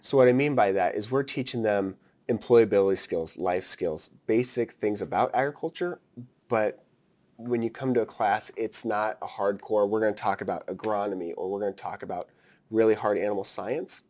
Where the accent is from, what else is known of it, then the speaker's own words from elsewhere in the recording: Story County, rural Iowa, United States; us growing up in rural Iowa, you come from Hancock County, I'm coming from Story County